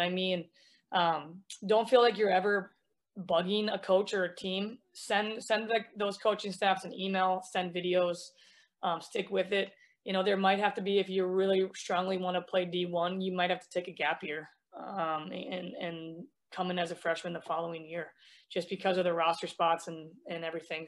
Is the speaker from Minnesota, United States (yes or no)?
yes; Minnesota, United States; I'm from Minnesota